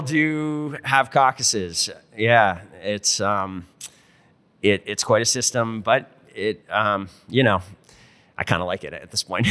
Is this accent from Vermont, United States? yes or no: yes; rural Vermont, United States; also born or lived in Burlington, Vermont; I was born and raised in Vermont, but I was born and raised in rural Vermont